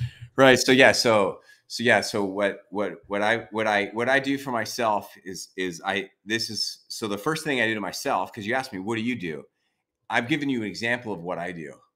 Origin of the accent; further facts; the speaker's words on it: San Diego, California, United States; now in Sacramento, United States; We grew up in San Diego together